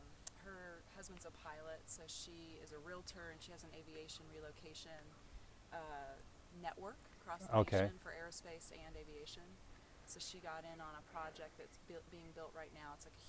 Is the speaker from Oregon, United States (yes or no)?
no; Atlanta, Georgia, United States; We're from Atlanta.